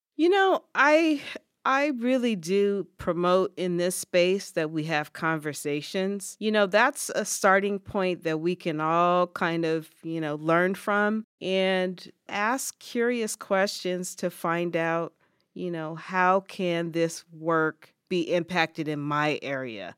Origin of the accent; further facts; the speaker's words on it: California, United States; moved away as an adult; now in Ithaca, United States; I was born and raised in California